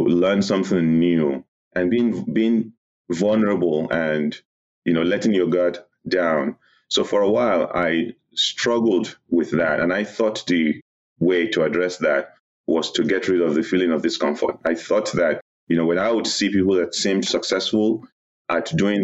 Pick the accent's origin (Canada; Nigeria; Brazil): Nigeria; moved away as an adult; also born or lived in New Jersey; now in United States; I'm originally from Nigeria. I was born in Nigeria. I began my professional career in Nigeria as well. I schooled there.